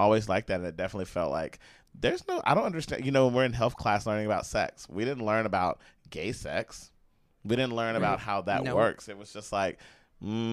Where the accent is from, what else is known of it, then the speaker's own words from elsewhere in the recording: East Texas, United States; I was from from East Texas